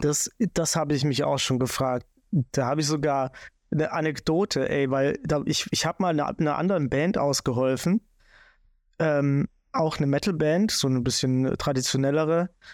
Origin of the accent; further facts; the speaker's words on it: Swabia, Germany; ich bin Schwabe